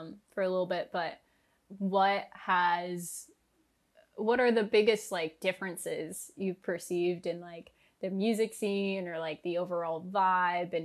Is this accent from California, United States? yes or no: no; Northern Virginia, United States; moved away as an adult; now in New York, United States; Where are you from? Northern Virginia